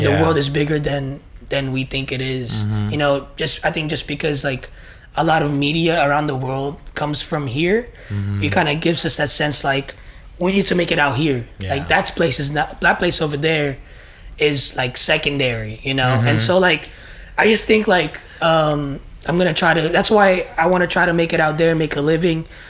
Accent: Bay Area, California, United States; I'm from the Bay Area, California

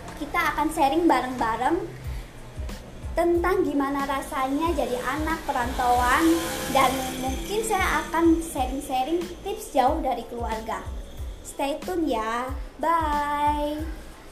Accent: East Java, Indonesia; moved away as an adult; now in Bandung, Indonesia; aku asli dari Jawa Timur

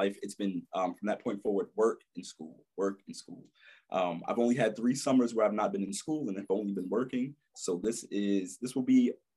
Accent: New York City, New York, United States; I am from Brooklyn, New York, born and raised, Crown Heights area

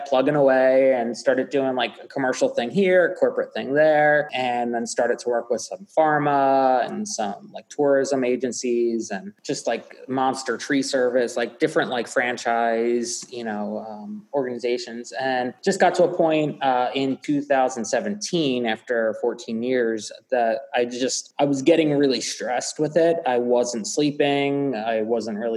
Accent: Worcester, Pennsylvania, United States; I grew up in Worcester, like right down the street, right down Morris Road from Bluebell Country Club

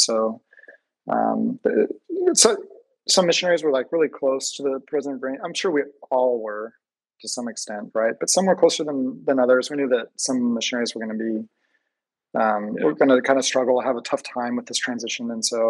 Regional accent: Seattle, Washington, United States; Where are you from? I'm like, oh, I'm from, you know, Seattle.

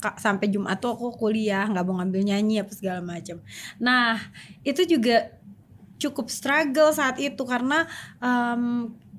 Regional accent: Sumedang, West Java, Indonesia; aku dari kecil kan nyanyi di panggung gitu di, hmm. di di kampung aku tuh di Sumedang itu udah terkenal lah sebagai penyanyi kecil

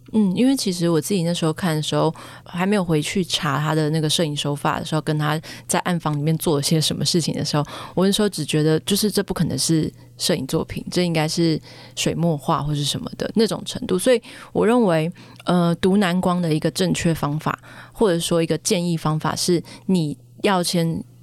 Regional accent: Taichung, Taiwan; moved away; 因为我是台中人，然后回到台中的时候就是去看郭美馆的展

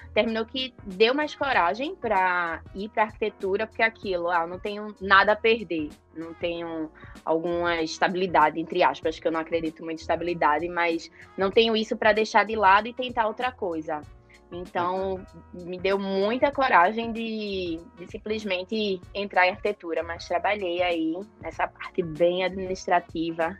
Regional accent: João Pessoa, Paraíba, Brazil; now in Recife, Brazil; eu sou de João Pessoa, e aí, no meu terceiro ano, minha família toda se mudou para Recife. Então, hoje, atualmente, eu moro em Recife

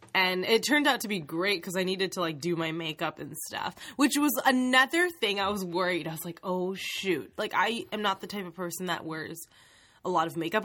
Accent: Canada; our Canadian education system

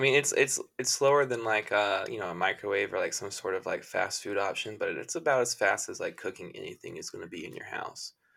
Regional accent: the South, United States; I grew up in the South.

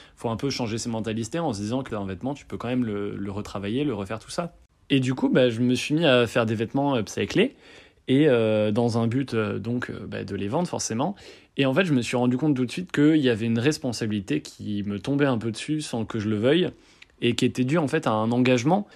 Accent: Bordeaux, Nouvelle-Aquitaine, France; moved away as an adult; now in Lyon, France; je suis bordelais d'origine et là je fais mes études à Lyon

